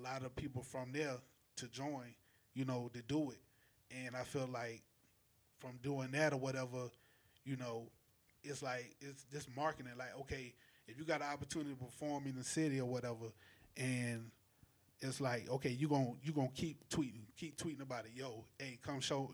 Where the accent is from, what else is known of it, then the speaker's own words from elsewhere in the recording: St. Matthews, South Carolina, United States; also born or lived in Orangeburg; I'm from Calhoun County, St. Matthews